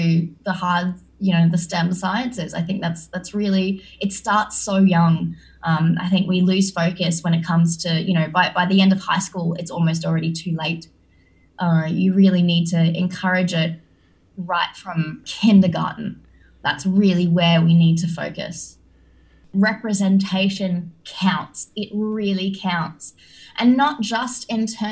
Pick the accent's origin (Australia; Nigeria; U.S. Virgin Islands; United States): Australia; as an Australian growing up